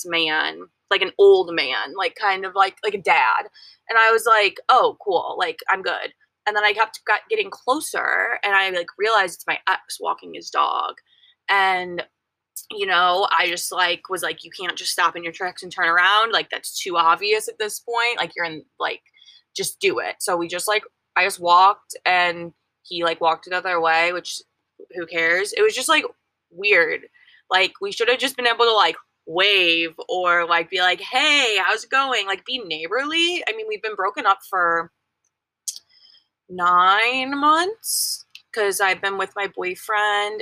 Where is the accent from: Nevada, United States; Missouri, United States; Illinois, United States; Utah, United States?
Missouri, United States; moved away; I'm from Missouri.